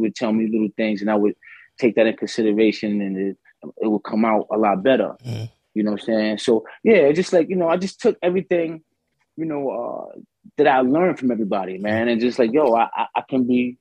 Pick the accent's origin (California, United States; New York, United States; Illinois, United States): New York, United States; New York City; the bridge was live when I was coming up